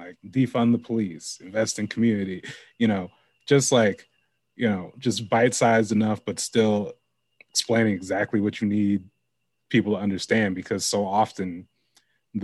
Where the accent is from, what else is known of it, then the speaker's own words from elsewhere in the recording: Lake Oswego, Oregon, United States; I grew up in Lake Oswego.